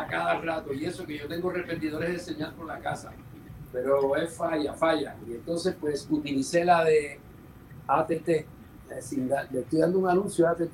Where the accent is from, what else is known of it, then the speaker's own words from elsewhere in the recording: San Juan, Puerto Rico; also born or lived in New York; Yo soy de San Juan y empecé muy niño.